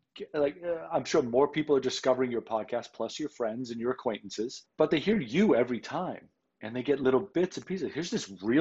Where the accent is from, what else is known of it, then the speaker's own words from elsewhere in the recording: Boston, Massachusetts, United States; I grew up in Boston